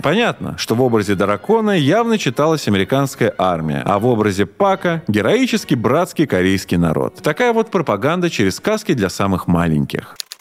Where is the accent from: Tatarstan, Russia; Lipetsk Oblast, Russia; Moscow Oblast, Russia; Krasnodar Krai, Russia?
Moscow Oblast, Russia; Krasnogorsk; Красногорск — это мой родной город